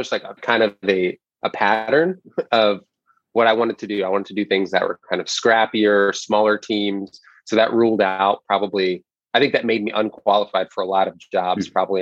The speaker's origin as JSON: {"language": "English", "region": "New York", "country": "United States", "tie": "born or raised there", "said": "I grew up in New York, first generation American"}